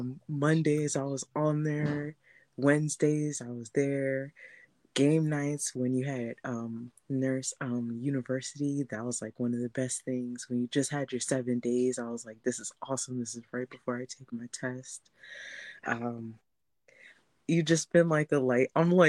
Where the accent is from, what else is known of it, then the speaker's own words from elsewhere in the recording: New Jersey, United States; now in Philadelphia, United States; I moved to Philly from Jersey